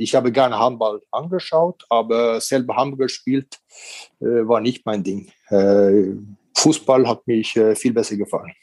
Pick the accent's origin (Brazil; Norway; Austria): Norway; also born or lived in Korea; now in Regensburg, Germany; in Norwegen, äh, in diesen Zeiten, wo ich aufgewachsen bin